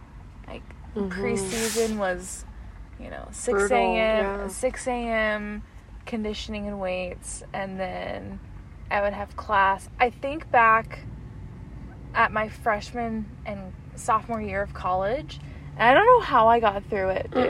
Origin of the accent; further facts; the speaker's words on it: Colorado Springs, Colorado, United States; Yeah, like, what if we're both from Springs?